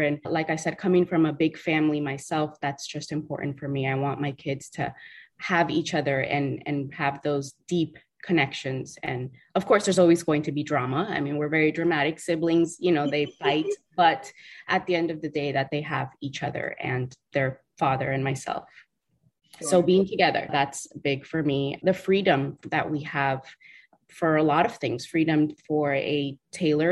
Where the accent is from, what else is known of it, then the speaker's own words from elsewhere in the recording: South Florida, United States; South Florida